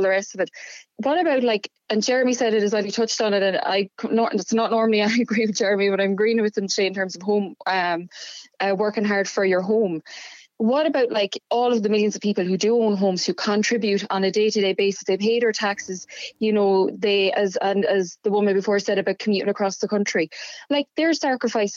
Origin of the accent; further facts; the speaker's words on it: Midlands, Ireland; moved away; I grew up in the Midlands, so I about 45 minute commute from Dublin.